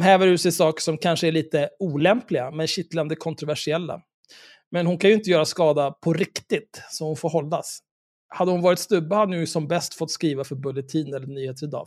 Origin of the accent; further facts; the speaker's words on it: Stockholm, Stockholm County, Sweden; Stockholm, där jag kommer ifrån